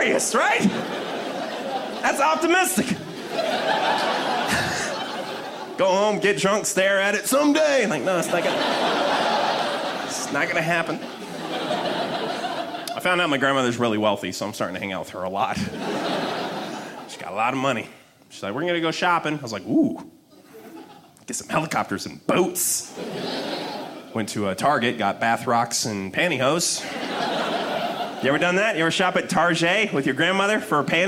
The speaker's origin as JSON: {"language": "English", "town": "Denver", "region": "Colorado", "country": "United States", "said": "I'm from Denver, Colorado."}